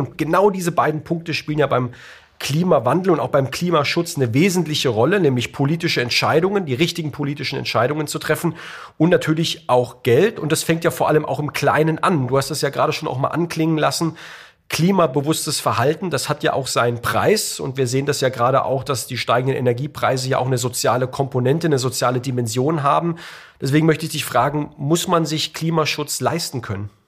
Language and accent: German; Heidelberg, Baden-Württemberg, Germany; in Heidelberg, in meiner Heimatstadt